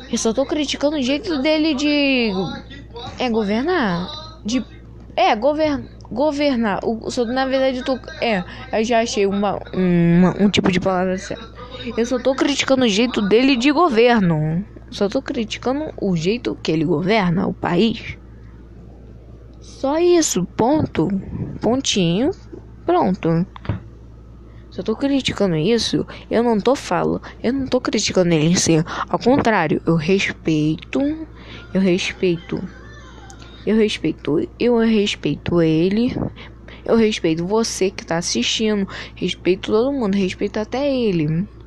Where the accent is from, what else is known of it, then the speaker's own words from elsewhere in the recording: Brazil; born there; Tô no lado do meu país, do país onde eu vivo, no país onde eu moro, no país onde eu nasci.